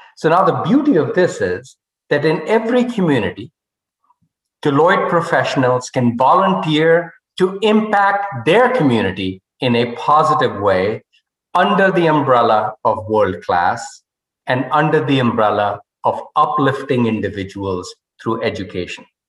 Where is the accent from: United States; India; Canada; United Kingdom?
India; Rohtak, Haryana; moved away as an adult; I was uh, brought up in a town called Rohtak, which is 40 miles west of New Delhi, a, a relatively small town